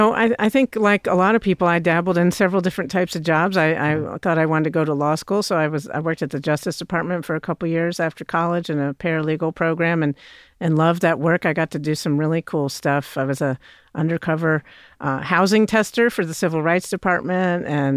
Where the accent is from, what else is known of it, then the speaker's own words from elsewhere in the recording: Virginia, United States; moved away as an adult; also born or lived in Pennsylvania; now in Knoxville, United States; I grew up in Virginia and then went to public schools in Virginia